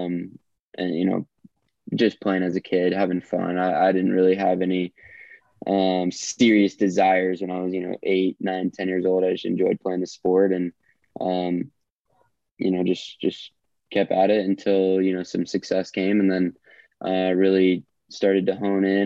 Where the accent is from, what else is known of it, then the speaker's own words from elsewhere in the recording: Atlanta, Georgia, United States; guys I grew up with in Atlanta